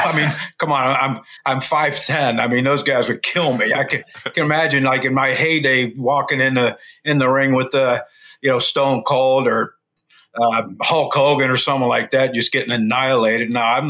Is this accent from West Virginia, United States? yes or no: yes; West Virginia, United States; I'm from West Virginia